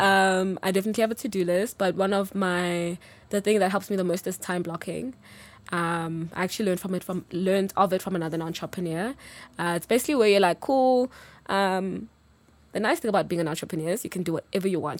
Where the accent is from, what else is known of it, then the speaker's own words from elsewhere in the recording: Durban, KwaZulu-Natal, South Africa; now in Johannesburg, South Africa; I'm originally from Durban, so very much a Zulu girl. Um, but live in Joburg now, I'm based here.